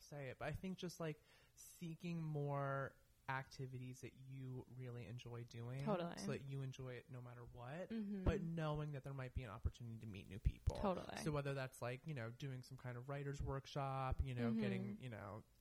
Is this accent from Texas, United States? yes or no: no; New York, United States; moved away as an adult; now in West Hollywood, United States; I'm from New York